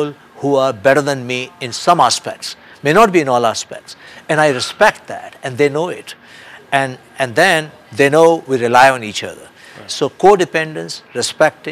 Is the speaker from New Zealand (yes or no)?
no; India; now in United States; I'm a free world person in the United States, and I come from India, another democratic country